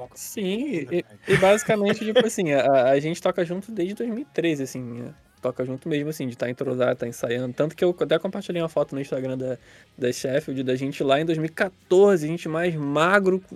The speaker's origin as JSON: {"language": "Portuguese", "town": "Nova Iguaçu", "region": "Rio de Janeiro", "country": "Brazil", "said": "a gente aqui de Nova Iguaçu"}